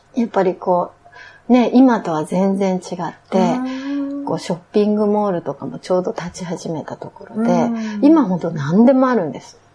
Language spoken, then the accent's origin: Japanese; Akita, Japan; moved away as an adult; also born or lived in India; 私 は秋田県なんです